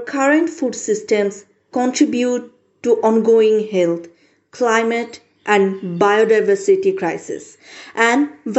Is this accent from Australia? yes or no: no; Bangladesh; I'm from Bangladesh. I'm 17 years old. I am one of the 20 million adolescent girls of my country.